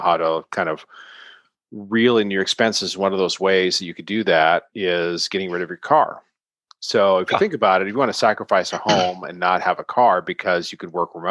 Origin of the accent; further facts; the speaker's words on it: Longmont, Colorado, United States; also born or lived in Boulder; when I grew up here, it was pretty much Mike O'Shea's